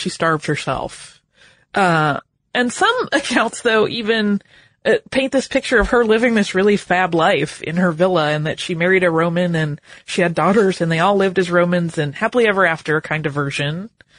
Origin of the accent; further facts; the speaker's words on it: California, United States; now in Florida, United States; Though we live in Florida now, I grew up in Southern California